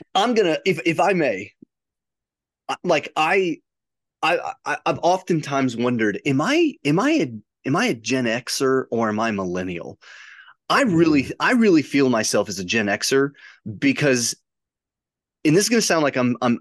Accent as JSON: {"language": "English", "area": "near Chicago", "region": "Illinois", "country": "United States", "tie": "born or raised there", "said": "growing up near Chicago, there were what two or three thousand people in my little town"}